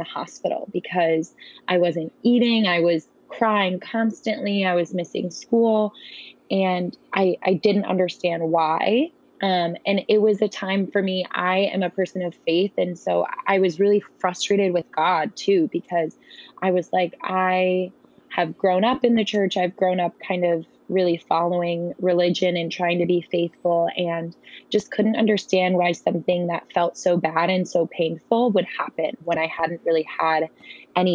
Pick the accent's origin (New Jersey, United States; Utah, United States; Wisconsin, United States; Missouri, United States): Wisconsin, United States; I'm from Wisconsin